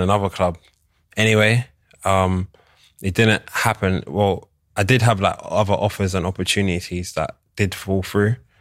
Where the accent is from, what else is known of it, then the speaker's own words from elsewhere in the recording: London, United Kingdom; I'm born and raised in London, but I'm Nigerian, Igbo.